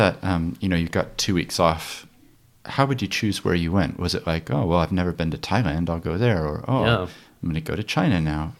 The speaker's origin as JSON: {"language": "English", "country": "New Zealand", "also_born_or_lived": "London", "moved": "as an adult", "said": "I left New Zealand to move to London and started working as a lawyer over there"}